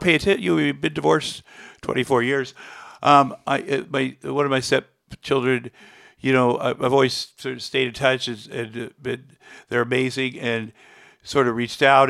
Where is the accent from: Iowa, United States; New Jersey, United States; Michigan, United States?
Iowa, United States; moved away; as a kid, I grew up in Iowa